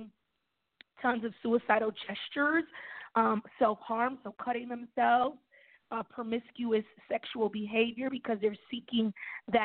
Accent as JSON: {"language": "English", "region": "New York", "country": "United States", "tie": "born or raised there", "said": "I'm from New York, born and raised."}